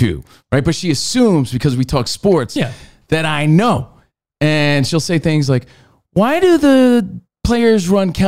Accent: New Jersey, United States; My home state, New Jersey

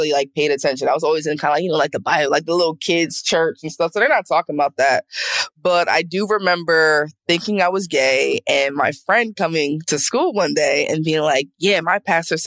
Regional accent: New Jersey, United States; I'm from Jersey, South Jersey.

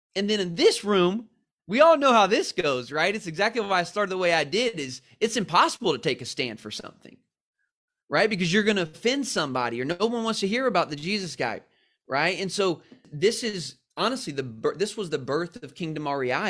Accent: San Diego, California, United States; I'm from San Diego

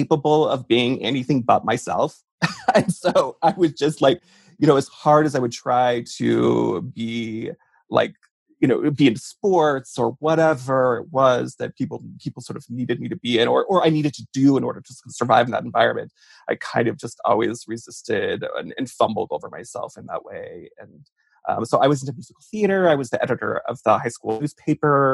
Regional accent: Mud Lake, Idaho, United States; now in Washington, D.C., United States; it was a really glamorous life growing up there and being the closeted gay kid

